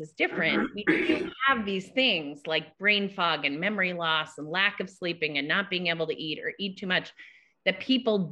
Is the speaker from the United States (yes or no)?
yes; Massachusetts, United States; I grew up in Massachusetts